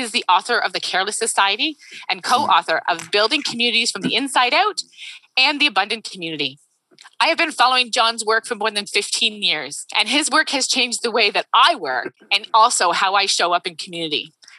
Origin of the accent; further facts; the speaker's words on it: Canada; … is also a fellow Canadian who lives in North Vancouver.